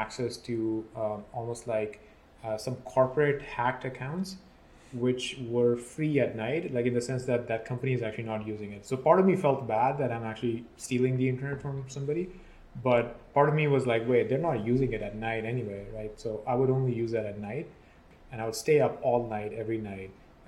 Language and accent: English; Pakistan; So I grew up in a small city in Pakistan. It's right next to Islamabad.